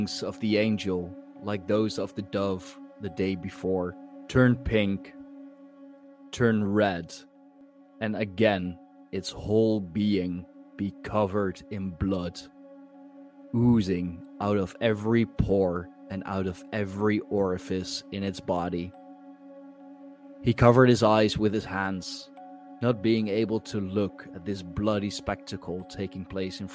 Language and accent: English; Leiden, South Holland, Netherlands; my hometown, the town that I grew up in, that has made me who I am today